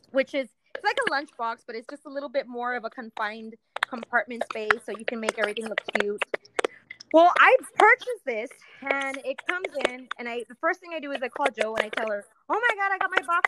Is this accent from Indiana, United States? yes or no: no; Texas, United States; we're from Texas